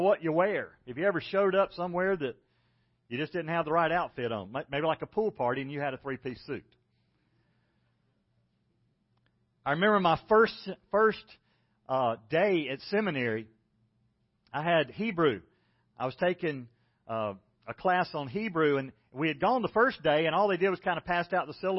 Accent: South Carolina, United States; moved away; I don't have an accent. I'm from South Carolina. This is the way people talk.

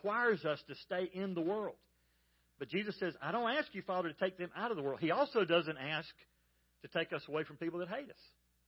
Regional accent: Georgia, United States; I grew up in Georgia

